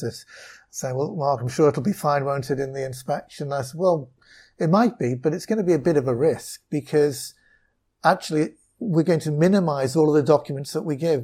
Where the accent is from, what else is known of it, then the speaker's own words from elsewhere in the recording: Wallasey, North West England, United Kingdom; moved away as an adult; also born or lived in Loughborough; now in China; I grew up in, in Wallasey in, in Merseyside